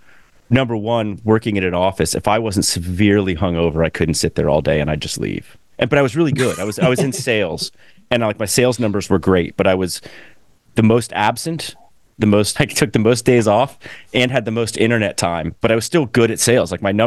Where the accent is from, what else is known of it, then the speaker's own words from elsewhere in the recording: Gainesville, Florida, United States; I grew up in Gainesville